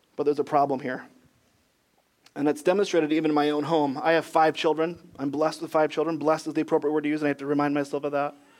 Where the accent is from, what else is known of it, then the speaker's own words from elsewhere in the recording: Michigan, United States; moved away as an adult; also born or lived in Ohio / Greenville, South Carolina; now in North Carolina, United States; I was born in Michigan, where we'd say things like, Don't forget your backpack